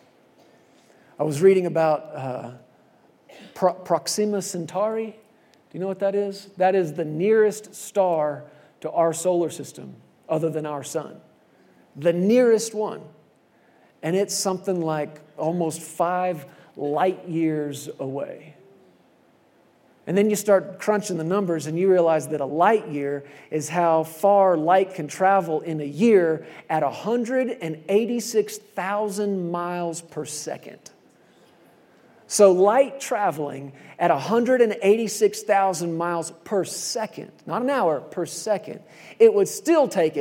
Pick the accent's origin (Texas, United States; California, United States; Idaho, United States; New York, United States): Texas, United States; born or raised there; moved away as an adult